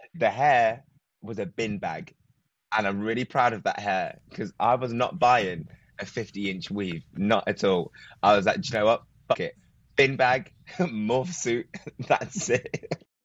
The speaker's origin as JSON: {"language": "English", "town": "Leicester", "region": "East Midlands", "country": "United Kingdom", "said": "From Leicester. So not London, but just a little bit out, not too far."}